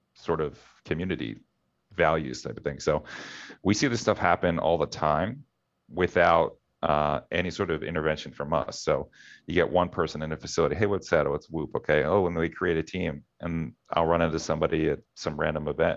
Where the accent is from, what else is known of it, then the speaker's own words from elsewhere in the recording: Philadelphia, Pennsylvania, United States; I'm from Philadelphia